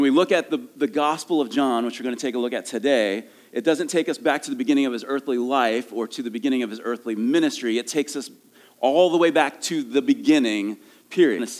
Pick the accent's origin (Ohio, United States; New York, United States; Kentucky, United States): Ohio, United States; moved away; I'm from Ohio